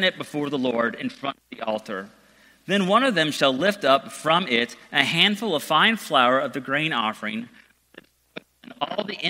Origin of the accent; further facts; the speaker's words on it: Georgia, United States; also born or lived in San Diego, California; I grew up in San Diego the first 8 years of my life, and my parents were used to ministers who would wear flip-flops and Hawaiian shirts. Then we moved to Georgia